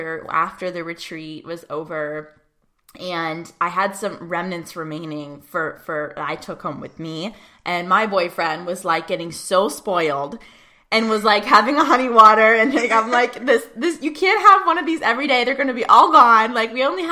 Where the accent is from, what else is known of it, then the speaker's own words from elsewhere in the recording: Pittsburgh, Pennsylvania, United States; my hometown of Pittsburgh, Pennsylvania